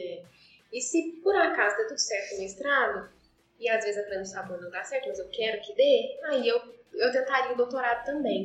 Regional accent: Perdões, Minas Gerais, Brazil; moved away; Eu sou de Perdões, mas eu moro aqui

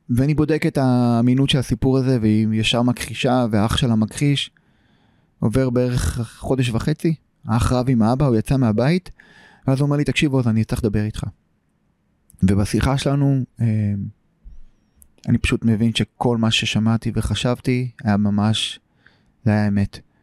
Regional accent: Tel Aviv, Tel Aviv District, Israel; also born or lived in Tel Kabir, Tel Aviv; גדלתי בשכונת פלורנטין

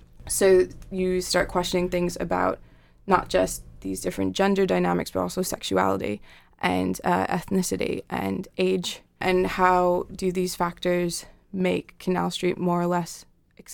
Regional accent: New York, United States; moved away as an adult; also born or lived in Ithaca, New York; now in Manchester, United Kingdom; I'm from New York

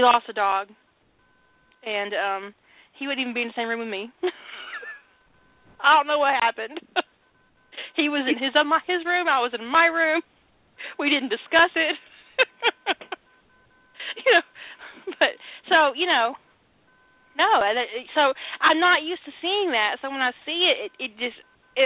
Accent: the South, United States; I grew up in the South, and I have a lot of male cousins and uncles

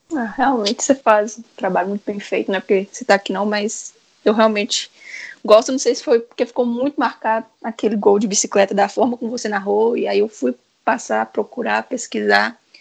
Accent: interior of Minas Gerais, Brazil; eu sou do interior de Minas

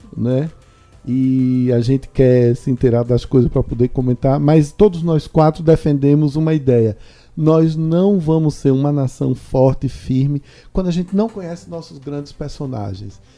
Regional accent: Juazeiro, Bahia, Brazil; eu nasci na mesma terra que o criador da Bossa Nova

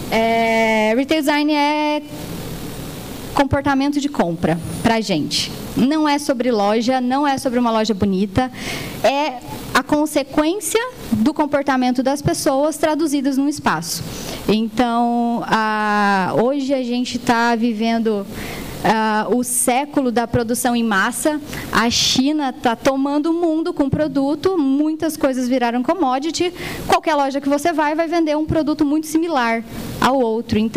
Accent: Goiás, Brazil; Nós somos goianos, né? É uma, é uma empresa genuinamente goiana, tá com expansão para São Paulo.

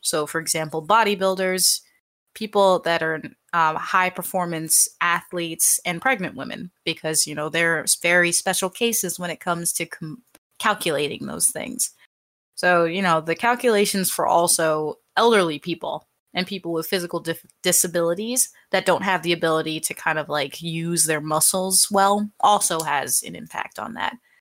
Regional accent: United States; I'm American

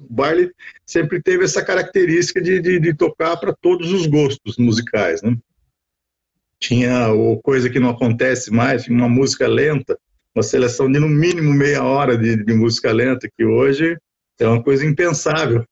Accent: Taubaté, São Paulo, Brazil; eu sou nascido e criado aqui em Taubaté morei minha vida toda nunca tive fora daqui

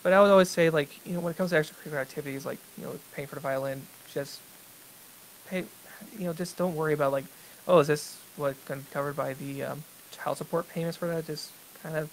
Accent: Texas, United States; I grew up in Texas

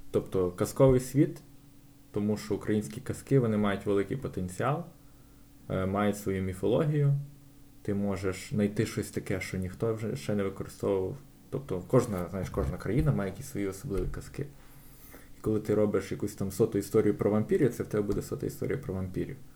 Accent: Lviv, Lviv Oblast, Ukraine; я народився на Сихові.

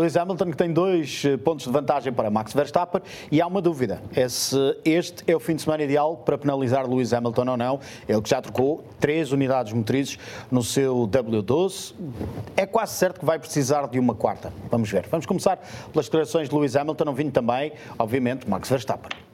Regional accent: Portugal; enquanto portugueses

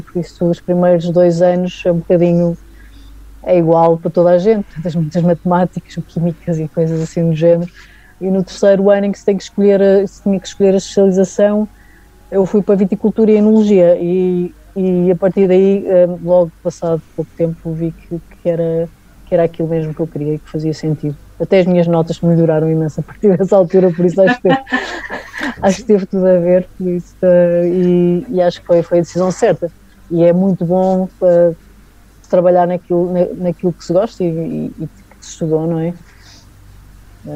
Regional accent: Ribatejo, Portugal; also born or lived in Douro; now in North of Portugal, Portugal; Eu não sou, não sou duriense, sou, sou ribatejana, já estou, já estou no Norte há, muito, há muitos anos

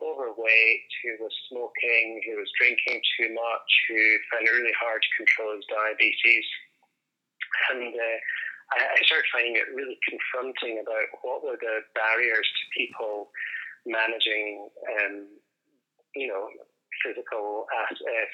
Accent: Edinburgh, Scotland, United Kingdom; moved away as an adult; also born or lived in Dundee / Adelaide; now in Australia; as you'll quickly pick up on my accent, I'm not from Australia. So I'm from Scotland and originally from Edinburgh.

